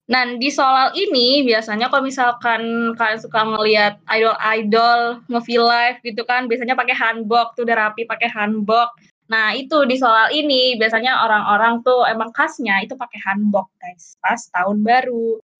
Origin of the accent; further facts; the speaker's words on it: Sumatra, Indonesia; kalau iya, kita orang Sumatera